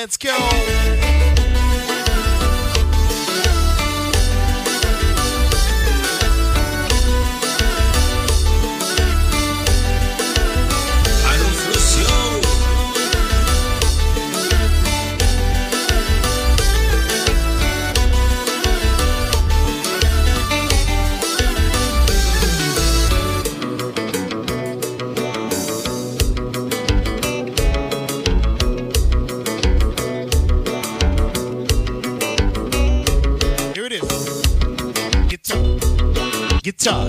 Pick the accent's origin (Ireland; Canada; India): Canada; Montreal, Quebec; now in New York City, United States; my hometown, Montreal, Canada.